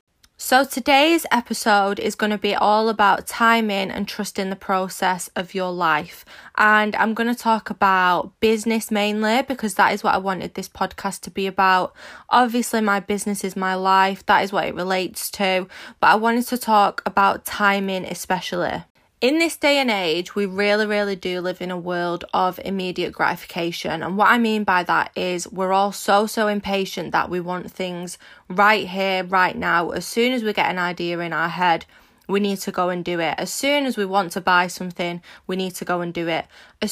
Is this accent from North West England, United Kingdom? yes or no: yes; Manchester, North West England, United Kingdom; If you don't know me … I'm 24 from Manchester in the UK and I am a social media entrepreneur